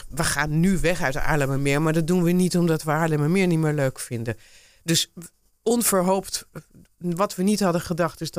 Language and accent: Dutch; Dordrecht, South Holland, Netherlands; born there; also born or lived in Alblasserdam; now in Haarlemmermeer, Netherlands; Ik ben geboren in, eh, in Dordrecht, polyklinisch. Maar ik woonde toen in Alblasserdam.